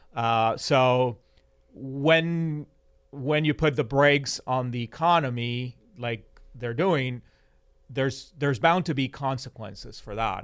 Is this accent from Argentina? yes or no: yes; Argentina; moved away; I was born in Argentina and I have you know, lived in Argentina in periods of high inflation